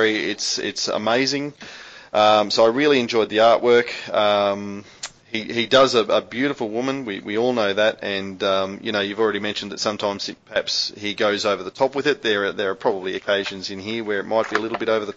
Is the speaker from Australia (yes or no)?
yes; Australia; we're Australian